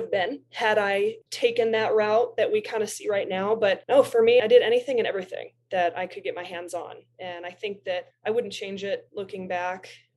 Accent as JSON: {"language": "English", "town": "Bloomington", "region": "Illinois", "country": "United States", "tie": "born or raised there", "also_born_or_lived": "Decatur, Illinois", "said": "growing up in Central Illinois and originally was born in Decatur, Illinois, moved to Bloomington."}